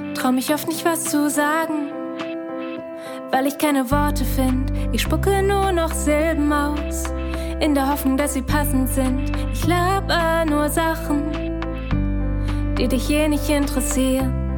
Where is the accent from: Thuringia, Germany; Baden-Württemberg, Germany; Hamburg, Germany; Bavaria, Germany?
Hamburg, Germany; moved away as an adult; now in Hildesheim, Germany; Ich bin in Hamburg aufgewachsen